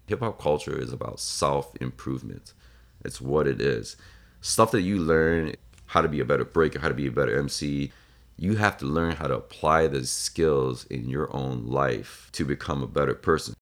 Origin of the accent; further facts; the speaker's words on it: Laos; now in United States; I am originally from Laos which is in Southeast Asia, right in between Vietnam and Thailand.